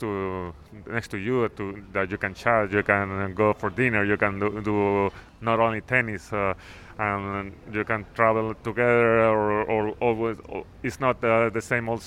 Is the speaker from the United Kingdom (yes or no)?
no; Mexico; I'm from Mexico